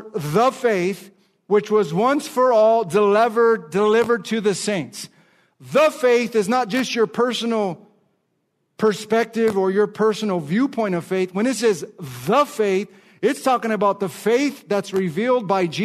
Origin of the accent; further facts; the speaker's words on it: Los Angeles, California, United States; I'm from Los Angeles, California. I grew up going to the Dodger Stadium